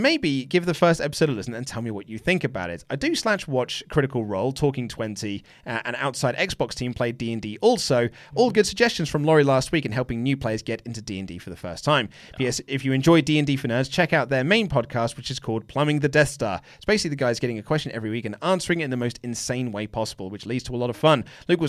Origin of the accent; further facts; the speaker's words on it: Oslo, Norway; I was born and raised in Oslo in Norway, but I'm half Swedish, so … is actually a Swedish name, but they use the umlaut instead of the cross.